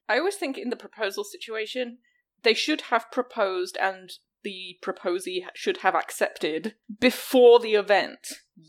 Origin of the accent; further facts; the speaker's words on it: the north of England, United Kingdom; my my hometown has a big famous racecourse in the north of England